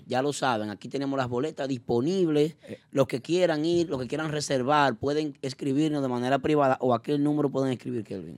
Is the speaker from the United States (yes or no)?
no; Dominican Republic; nosotros como dominicanos